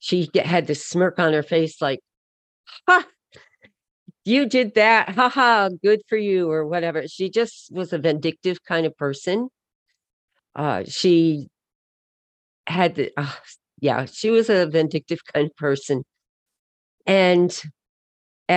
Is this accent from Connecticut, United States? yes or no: yes; Connecticut, United States; we grew up in Connecticut. That's where I live now